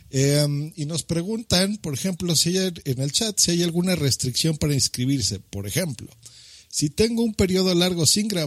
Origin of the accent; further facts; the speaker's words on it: Spain; no sé, no, soy español, se vale, ¿no?